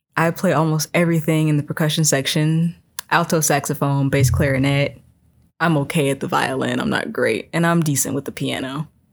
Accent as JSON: {"language": "English", "area": "Chicagoland area, South Suburbs", "region": "Illinois", "country": "United States", "moved": "yes", "said": "I'm from the Chicagoland area, South Suburbs."}